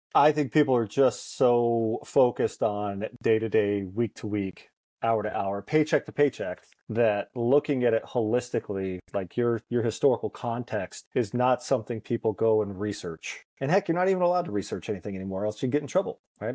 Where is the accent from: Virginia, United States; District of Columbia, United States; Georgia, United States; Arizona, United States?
Arizona, United States; Cottonwood; also born or lived in Boston; grew up in the thriving metropolis of Cottonwood, Arizona